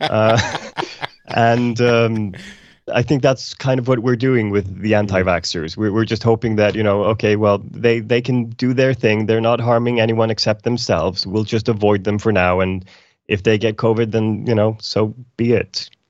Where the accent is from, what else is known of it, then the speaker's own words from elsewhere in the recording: Iceland; now in Sweden; I'm, I'm from Iceland originally